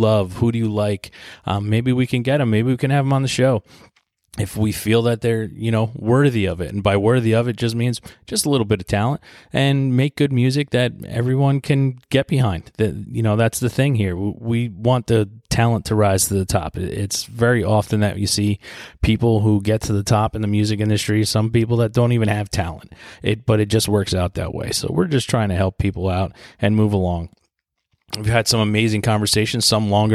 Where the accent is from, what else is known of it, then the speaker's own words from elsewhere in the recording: New Jersey, United States; my home state of New Jersey